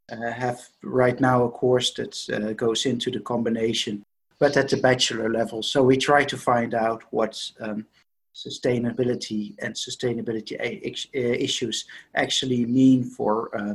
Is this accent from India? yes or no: no; Netherlands; now in Denmark; I am from the Netherlands, but I now work for the Department of Economics.